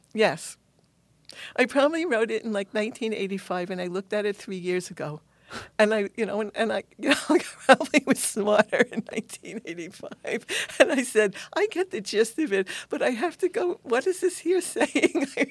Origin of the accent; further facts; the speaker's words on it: New York City, New York, United States; I'm a New Yorker